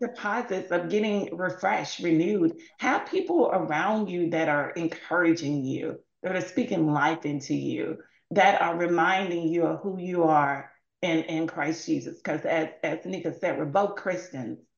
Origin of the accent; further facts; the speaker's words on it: Mississippi, United States; I'm from Mississippi